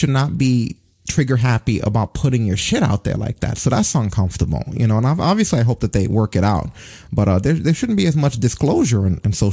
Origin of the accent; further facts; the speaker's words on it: New York, United States; As a New Yorker